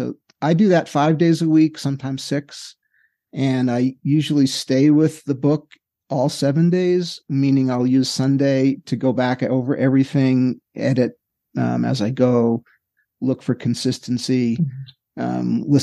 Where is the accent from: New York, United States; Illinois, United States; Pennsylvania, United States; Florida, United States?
New York, United States; New York City; I grew up in Queens.